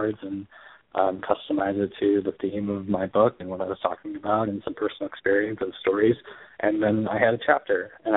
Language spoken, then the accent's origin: English; Chicago, Illinois, United States; I'm from Chicago. I live in Chicago now